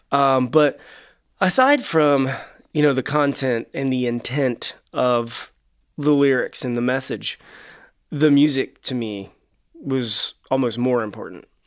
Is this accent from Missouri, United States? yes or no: no; Cincinnati, Ohio, United States; We're from Cincinnati, for those that don't know, which is right across the river from Kentucky